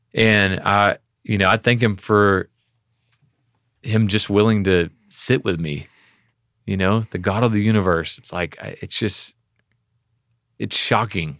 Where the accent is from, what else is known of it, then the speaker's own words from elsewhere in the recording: Texas, United States; we're from Texas.